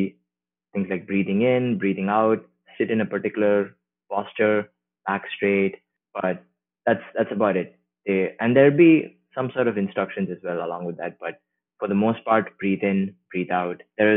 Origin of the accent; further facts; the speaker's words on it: India; now in San Francisco Bay Area, United States; I grew up in India, and I grew up in a traditionally religious Hindu family